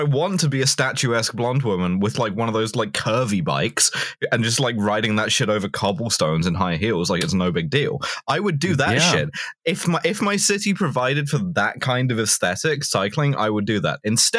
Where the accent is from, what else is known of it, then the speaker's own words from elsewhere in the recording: Scotland, United Kingdom; Personally, as a Scot, I love to go to Big Tesco.